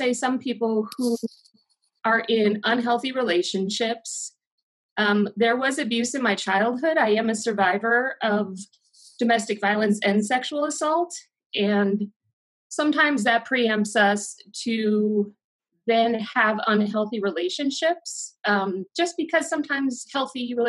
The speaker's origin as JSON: {"language": "English", "town": "Milwaukee", "region": "Wisconsin", "country": "United States", "tie": "born or raised there", "also_born_or_lived": "Keizer, Oregon / Salem, Oregon", "moved": "as an adult", "lives_now": "Bend, United States", "said": "I was born and raised in Milwaukee, Wisconsin, and lived there until August 2000"}